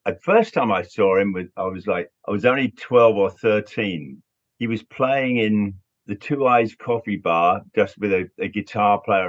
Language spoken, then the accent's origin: English; London, United Kingdom; Yeah, it was a great time growing up in London, seeing all those bands.